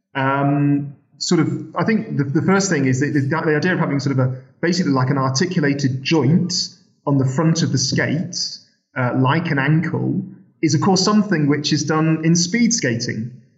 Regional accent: Sheffield, Yorkshire and the Humber, United Kingdom; I'm from Sheffield

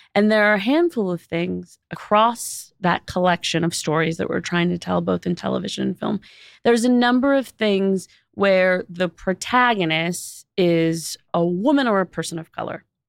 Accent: Los Angeles, California, United States; I grew up in Los Angeles

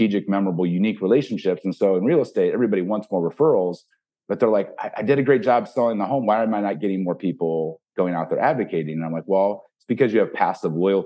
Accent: Ohio, United States; I grew up in Ohio.

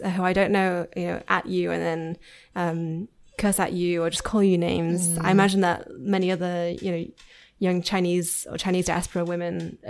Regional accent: Yorkshire and the Humber, United Kingdom; I am from Yorkshire.

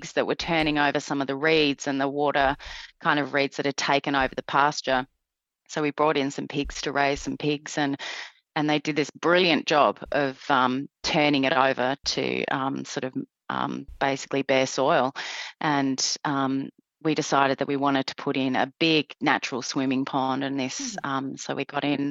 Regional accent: New Zealand; now in Tasmania, Australia; I was born in New Zealand

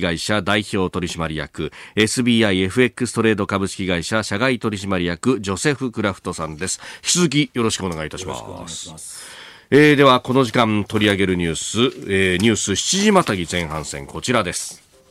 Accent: Yokosuka, Kanagawa, Japan; also born or lived in Yokohama; 須賀生まれ横須賀育ち、大学は横浜で育ちました私

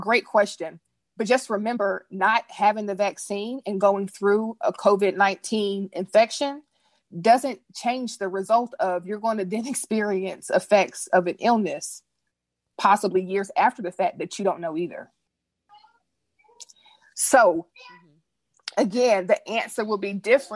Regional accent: United States; I'm an American

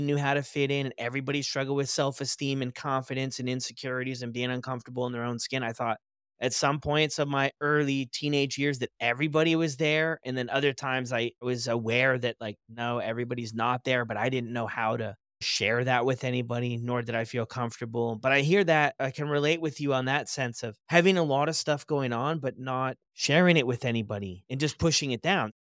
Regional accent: United States; where I grew up in the States

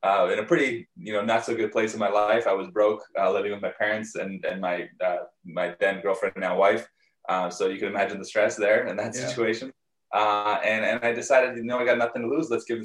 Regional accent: Canada; also born or lived in Soviet Union / Israel / United States / Brazil; when I was 5, I moved once more to Canada to where I live now

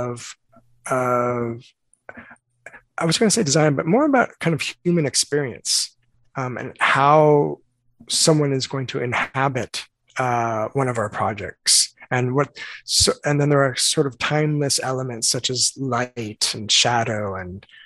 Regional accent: Southern California, United States; I grew up in Southern California

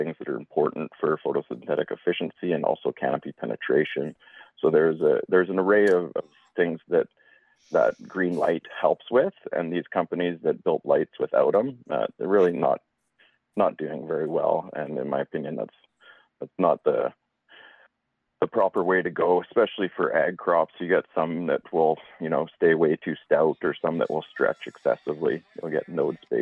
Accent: the Kootenays, British Columbia, Canada; also born or lived in Spokane Valley, Washington, United States; growing up in the Kootenays in the Spokane Valley

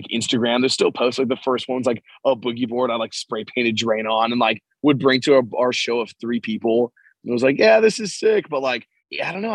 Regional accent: Los Angeles, California, United States; moved away as an adult; now in Santa Cruz, United States; I'm born and raised in San Pedro, California, which is like a neighborhood in LA. And I left when I was 18 to go to Santa Cruz for college

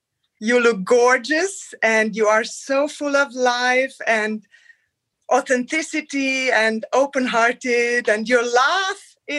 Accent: Transylvania, Romania; now in Germany; I come originally from Romania, from Transylvania.

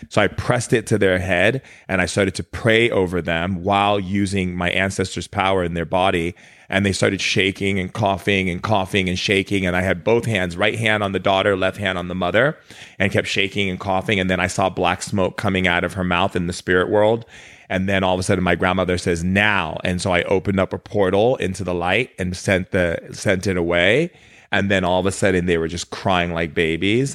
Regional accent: Oahu, Hawaii, United States; moved away; I spent a lot of time growing up in Hawaii as a kid, uh, in Oahu, because my dad remarried to my stepmom who's Hawaiian.

